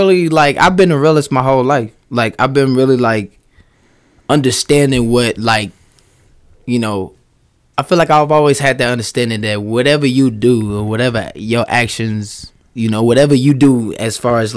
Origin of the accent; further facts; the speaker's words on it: Chicago, Illinois, United States; now in Des Moines, United States; I'm from Chicago